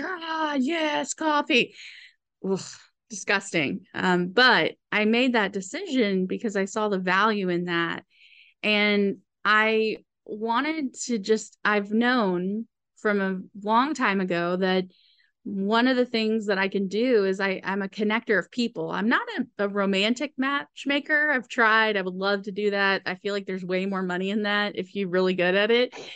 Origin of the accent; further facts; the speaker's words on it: Austin, Texas, United States; we grew up in Austin in a farmhouse